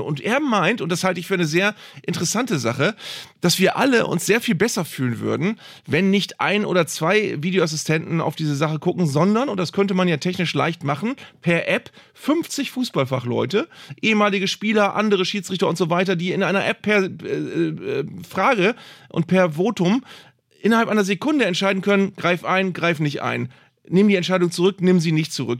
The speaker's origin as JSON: {"language": "German", "region": "Bremen", "country": "Germany", "said": "ich komme aus Bremen"}